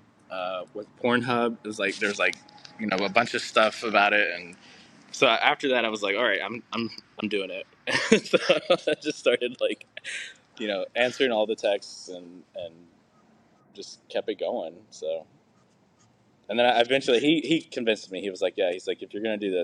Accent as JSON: {"language": "English", "region": "Tennessee", "country": "United States", "tie": "born or raised there", "said": "I grew up in Tennessee, the South"}